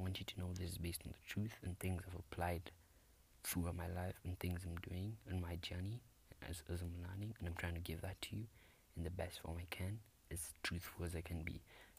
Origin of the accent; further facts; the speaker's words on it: Uganda; I'm a teenager from Africa, East Africa to be specific. I'm in Uganda